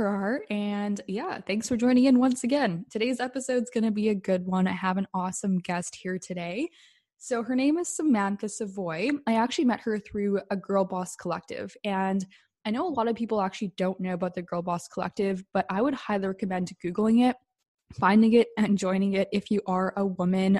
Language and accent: English; Vancouver, British Columbia, Canada; also born or lived in Calgary; We're both from Vancouver, British Columbia, and Canada